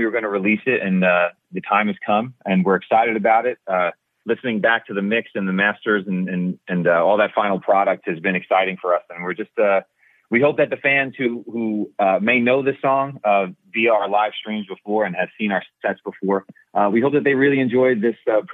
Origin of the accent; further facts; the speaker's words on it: Kansas, United States; moved away; I grew up in Kansas, so that's Tornado Alley